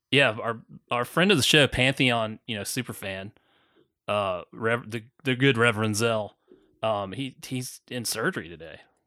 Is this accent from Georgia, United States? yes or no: yes; Augusta, Georgia, United States; where I grew up in Augusta, Georgia